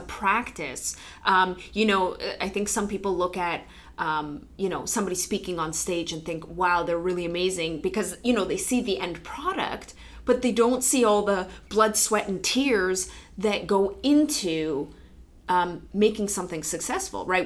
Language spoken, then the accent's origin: English; Poland; moved away; my home country poland